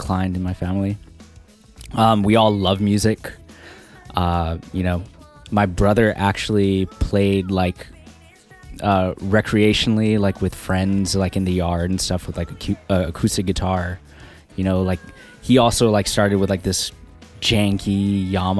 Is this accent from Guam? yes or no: yes; Yigo, Guam; now in San Diego, United States; I'm from Guam, born and raised. I actually grew up on the north part of the island in this little town called Jigo